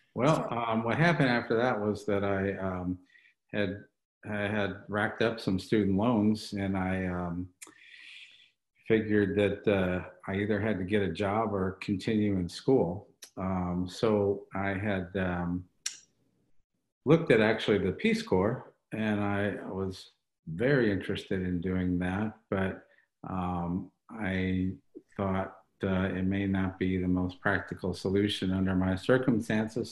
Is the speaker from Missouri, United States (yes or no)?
yes; St. Louis, Missouri, United States; moved away; my hometown of St. Louis